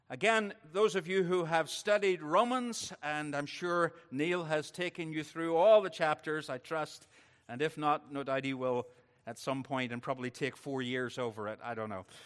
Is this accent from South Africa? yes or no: no; Northern Ireland, United Kingdom; because I'm Northern Irish, I'm going to do it in reverse order.